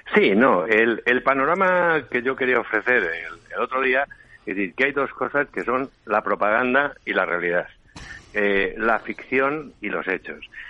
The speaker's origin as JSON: {"language": "Spanish", "town": "Ávila", "region": "Castile and León", "country": "Spain", "moved": "yes", "lives_now": "Madrid, Spain", "said": "Yo soy de Ávila, pero llevo viviendo en Madrid desde el 77"}